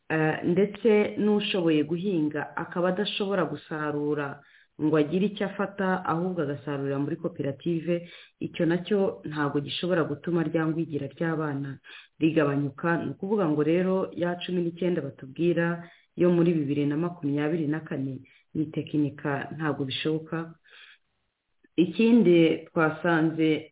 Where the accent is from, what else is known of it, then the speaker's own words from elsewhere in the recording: Rwanda; twese turi abanyarwanda